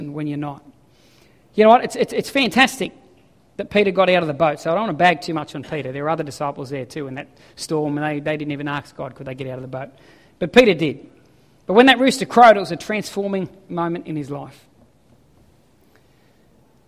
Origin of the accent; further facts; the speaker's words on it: Ballina, New South Wales, Australia; moved away; I come from Ballina. Yes, I surfed as a kid